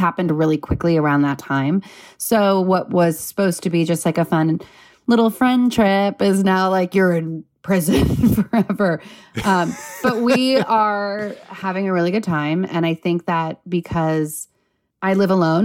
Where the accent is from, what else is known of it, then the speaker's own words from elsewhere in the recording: Los Angeles, California, United States; I grew up in Southern California, L